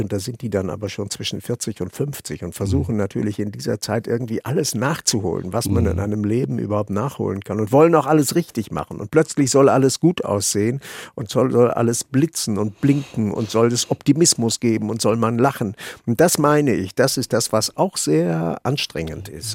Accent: Germany; also born or lived in Vienna / Ireland; als Deutscher

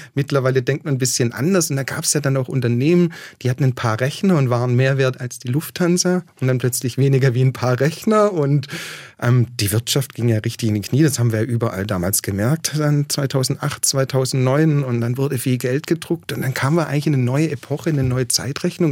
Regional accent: Waiblingen, Baden-Württemberg, Germany; moved away as an adult; also born or lived in Australia; ich bin aus Weiblingen

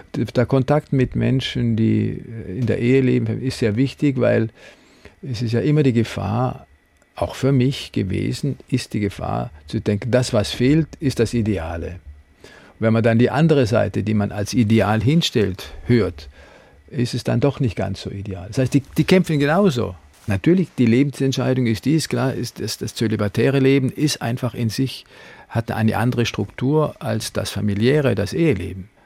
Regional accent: Freiburg, Baden-Württemberg, Germany; moved away; In den letzten Jahren kam allerdings auch Freiburg hinzu. Ich habe da eine Herzenskammer sozusagen also reserviert, weil es ist meine Heimat

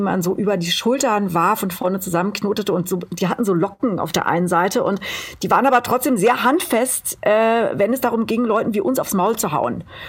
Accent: Berlin, Germany; ich komme aus Berlin

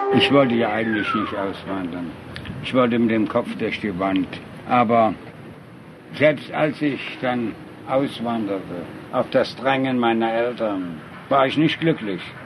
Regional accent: Germany; moved away as an adult; also born or lived in Baden-Baden, Germany / United States; was soll ich als Deutscher in Amerika tun? Ich habe mich trotz allem als Deutscher empfunden

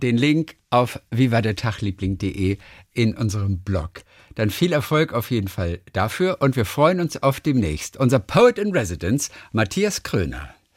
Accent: Bavaria, Germany; als Franke

